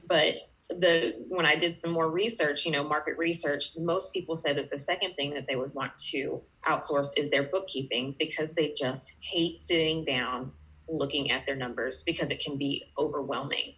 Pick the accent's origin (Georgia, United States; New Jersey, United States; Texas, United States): Georgia, United States; I am from Georgia, uh, you know, the peach state in the United States